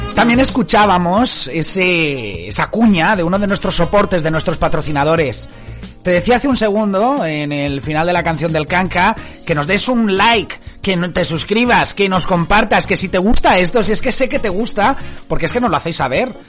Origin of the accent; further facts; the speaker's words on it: Spain; somos españoles